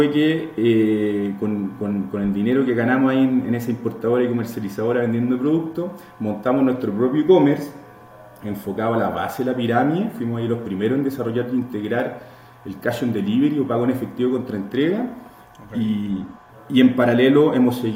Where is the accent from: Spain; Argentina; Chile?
Chile; moved away as an adult; now in Mexico; efectivamente tengo el acento un poco distinto, soy chileno, pero ya llevo, voy a cumplir ocho años viviendo acá en, este hermoso país, México. Soy más chilengo, chilango que chileno.